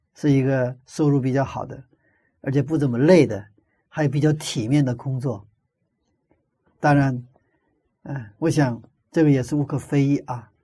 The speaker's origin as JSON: {"language": "Chinese", "country": "China", "tie": "born or raised there", "moved": "yes", "said": "我小的时候生活在一个没有火车的一个，一个乡村里， 那个一个村子里生活的都是从朝鲜半岛移民过来的朝鲜族"}